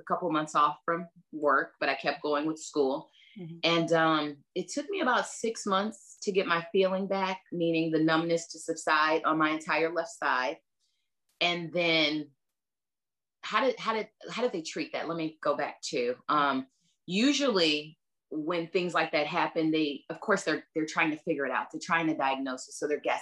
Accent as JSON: {"language": "English", "town": "LaGrange", "country": "United States", "said": "I'm from LaGrange"}